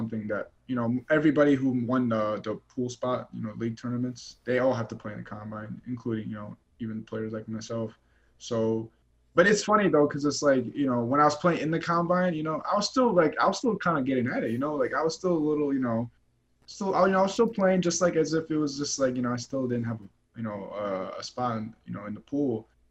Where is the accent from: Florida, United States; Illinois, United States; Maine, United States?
Illinois, United States; Chicago; moved away; I'm from Chicago, Illinois. I've never been out of Chicago before in my life